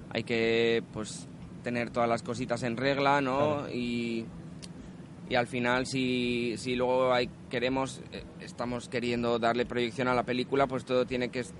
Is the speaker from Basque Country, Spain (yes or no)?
yes; Basque Country, Spain; Pues mira, yo que vengo de fuera, vengo de Euskadi, ha sido llegar aquí y la verdad que flipo